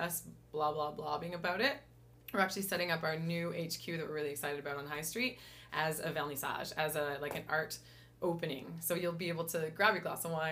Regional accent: Riverview, New Brunswick, Canada; I grew up in Riverview

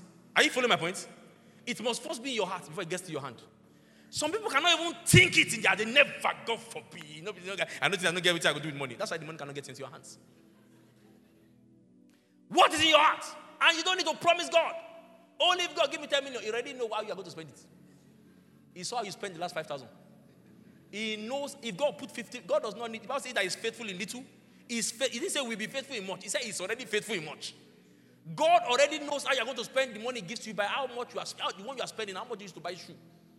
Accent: Lagos, Nigeria; There was literally no house in Lagos. I grew up in Lagos.

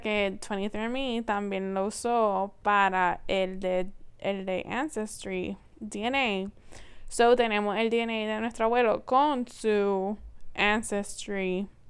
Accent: Puerto Rico; nosotros somos la quinta generación de estar en Puerto Rico

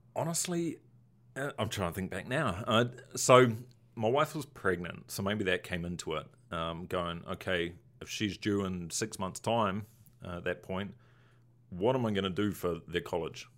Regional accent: Christchurch, Canterbury, New Zealand; moved away as an adult; now in Chicago, United States; my hometown that we moved back to actually had a big earthquake

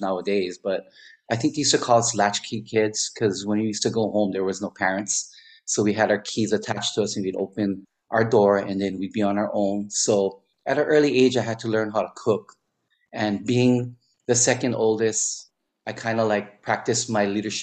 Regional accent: Wahiawa, Hawaii, United States; also born or lived in Philippines / Pearl Harbor, Hawaii / Kaneohe, Hawaii; I eventually grew up in Waihewa

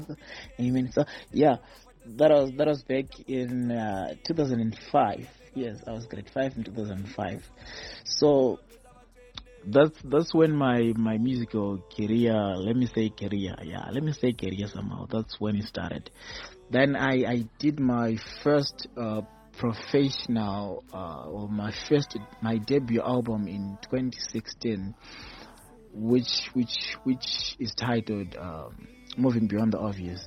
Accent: Kadoma, Mashonaland West, Zimbabwe; moved away as an adult; now in Harare, Zimbabwe; I was born in Kadoma. Yes, Kadoma. Although currently I reside in Harare

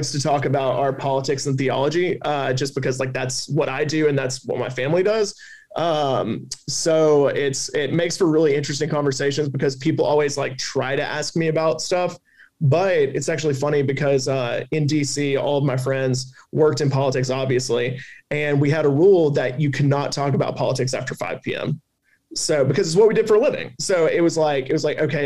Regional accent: Alabama, United States; accent: Southern; also born or lived in Washington, D.C.; got offered to come back to Alabama, which is my home state

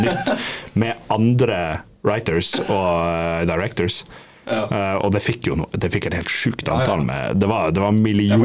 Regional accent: Bergen, Vestland, Norway; now in Bodø, Norway; når jeg var hjemme i Bergen

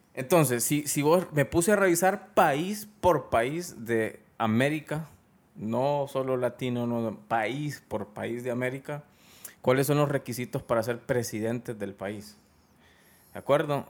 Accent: Honduras

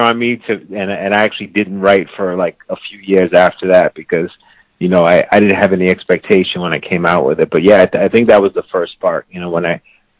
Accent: Brookline, Massachusetts, United States; I'm from Brookline

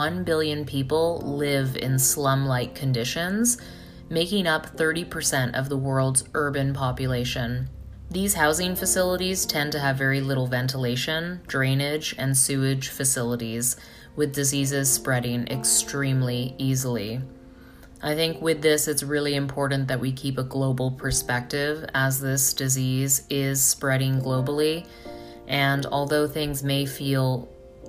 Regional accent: Toronto, Ontario, Canada; Being a Canadian citizen, born and raised in Toronto

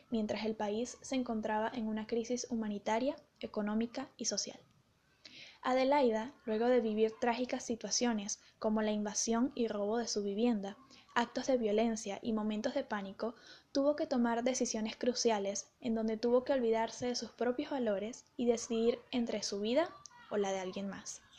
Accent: Caracas, Capital District, Venezuela; tuve mucho interés por leer sobre mi ciudad natal en los años 50, 60, 70, 80, porque Caracas era una ciudad llena de vida, prosperidad y belleza

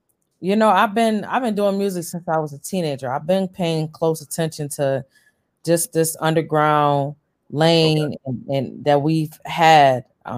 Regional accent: Buffalo, New York, United States; also born or lived in Mississippi / Atlanta; now in Niagara Falls, United States; I live in the Falls, but I'm from Buffalo, Eastside Buffalo, Broadway Street. That's where I grew up at.

